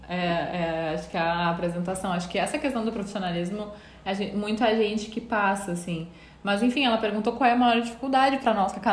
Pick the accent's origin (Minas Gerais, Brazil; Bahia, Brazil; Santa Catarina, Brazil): Santa Catarina, Brazil; sou de Santa Catarina